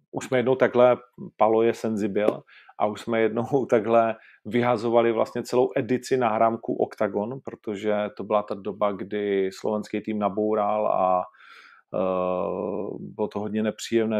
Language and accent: Czech; Ostrava, Moravian-Silesian Region, Czechia; já jsem z Ostravy